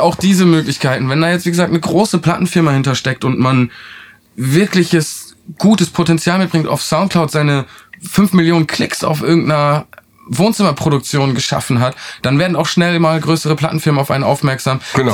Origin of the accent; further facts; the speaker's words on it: Northern Germany, Germany; now in Oldenburg, Germany; Wir kommen jetzt hier um aus Norddeutschland